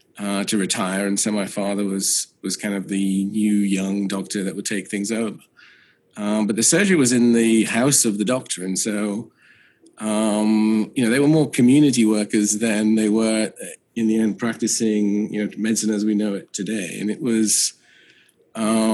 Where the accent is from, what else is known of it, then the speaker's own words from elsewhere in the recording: Newcastle, North East England, United Kingdom; moved away as an adult; also born or lived in West Coast, United States; now in Boston, United States; I grew up in the north of England in County Durham